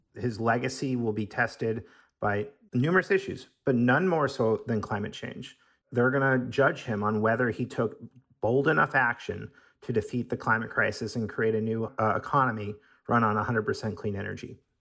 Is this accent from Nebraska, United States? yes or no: no; Seattle, Washington, United States; I'm from Seattle